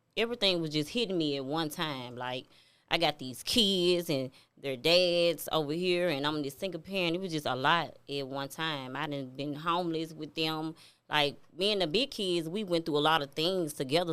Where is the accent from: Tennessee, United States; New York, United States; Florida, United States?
Tennessee, United States; Memphis; I'm from Memphis. I'm from Walker Home